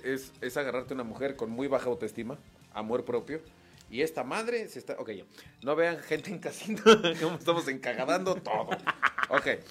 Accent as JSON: {"language": "Spanish", "town": "Monterrey", "region": "Nuevo León", "country": "Mexico", "said": "soy de Monterrey"}